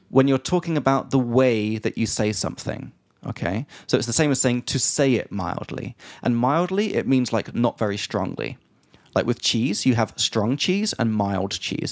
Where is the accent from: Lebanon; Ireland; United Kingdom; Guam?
United Kingdom; England; from England